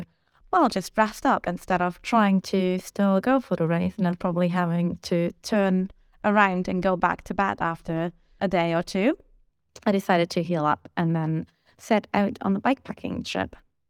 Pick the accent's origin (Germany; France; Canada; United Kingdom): Germany; I'm 30 years old and I'm from Germany.